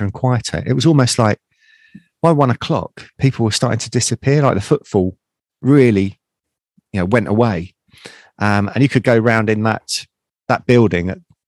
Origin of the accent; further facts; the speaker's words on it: England, United Kingdom; accent: English; my English accent